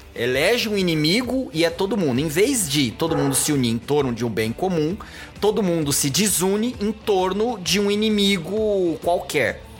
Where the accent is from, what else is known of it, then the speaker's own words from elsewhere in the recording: Goiânia, Goiás, Brazil; moved away as an adult; now in São Paulo, Brazil; eu fui criado, maioria da minha vida, em Goiânia